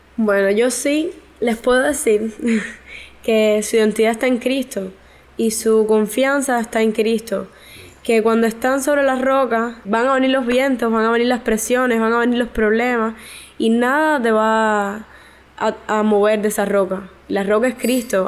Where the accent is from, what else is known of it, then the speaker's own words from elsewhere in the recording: Santa Clara, Villa Clara, Cuba; Soy de Santa Clara, de la Iglesia de la Vigilia de los Pinos Nuevos